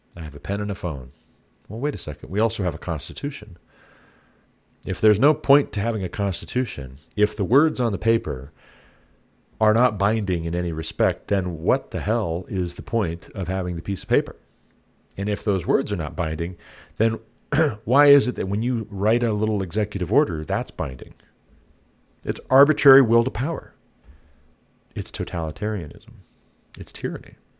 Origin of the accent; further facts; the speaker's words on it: Montana, United States; I come from Montana